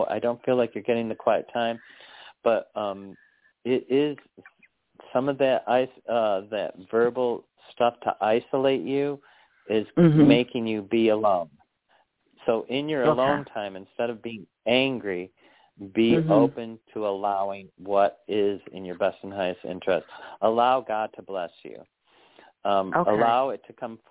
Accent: Chicago, Illinois, United States; also born or lived in New York / North Carolina; now in Arkansas, United States; I grew up in Chicago.

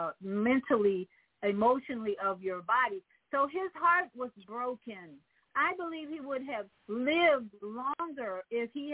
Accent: Chicago, Illinois, United States; in Chicago, my hometown, where I live

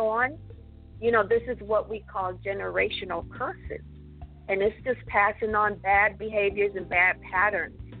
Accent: Jamaica; moved away; I was born and raised in Jamaica

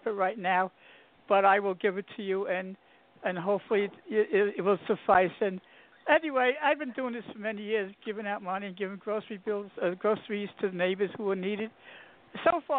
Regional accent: New York, United States; I'm from New York

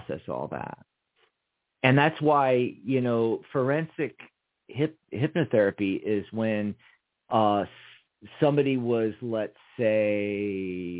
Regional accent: Montgomeryville, Pennsylvania, United States; also born or lived in Philadelphia; I mostly grew up north of Philly, about 45 minutes north up the Reading Railroad to Montgomeryville, Montgomery County, Horsham.

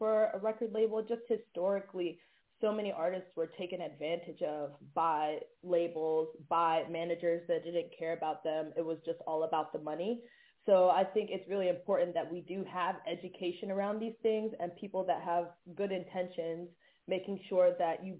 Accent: Atlanta, Georgia, United States; moved away as an adult; also born or lived in Syracuse; now in Los Angeles, United States; growing up in Atlanta

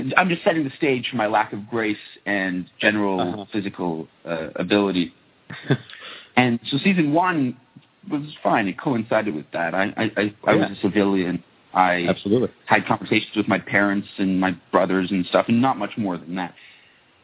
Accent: Toronto, Ontario, Canada; also born or lived in Japan; I'm from Toronto

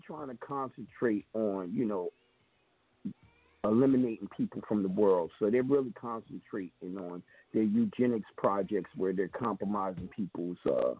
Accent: New York, United States; I'm a New Yorker. What do you mean I can't eat no pizza?

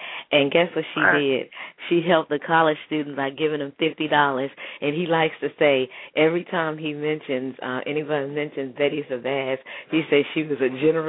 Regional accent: Gulfport, Mississippi, United States; when I was growing up in Gulfport, Mississippi, and this was in the 80s

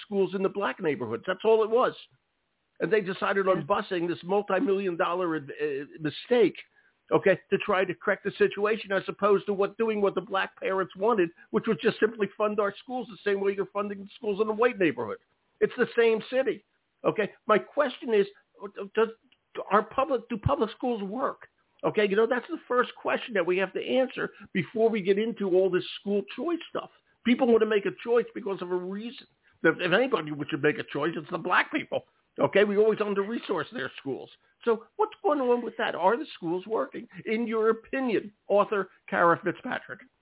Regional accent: Philadelphia, Pennsylvania, United States; also born or lived in rural Maine; now in Maine, United States; my hometown Philadelphia

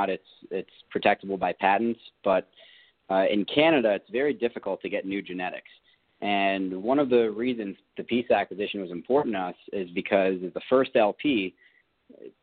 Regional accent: New York, United States; I'm from New York. We're not patient guys

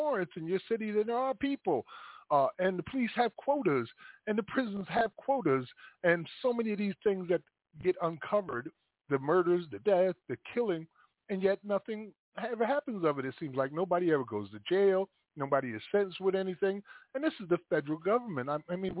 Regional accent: Paterson, New Jersey, United States; Paterson, New Jersey, my hometown

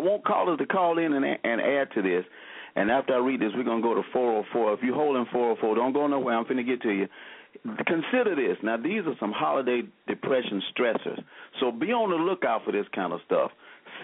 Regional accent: Selma, Alabama, United States; now in Birmingham, United States; our fellow Selmian.

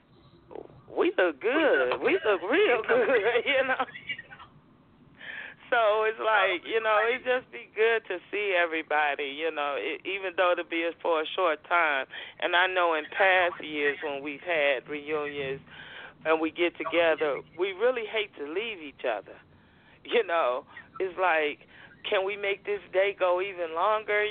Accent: Chicago, Illinois, United States; moved away as an adult; now in Brussels, Belgium; where are you from? And I always say, Chicago

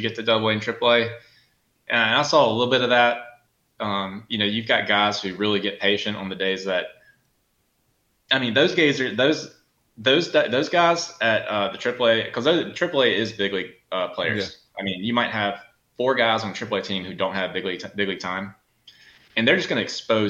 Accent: South Carolina, United States; also born or lived in Southern Georgia; growing up in Southern Georgia and South Carolina

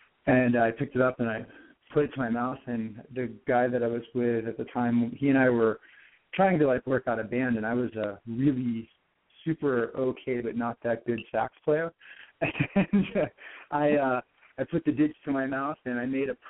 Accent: New Hampshire, United States; moved away; That was that's where I grew up in New Hampshire, and I was living on the seacoast in 2004.

